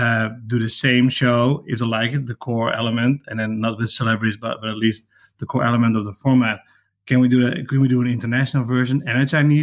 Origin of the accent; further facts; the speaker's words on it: Netherlands; we're from Holland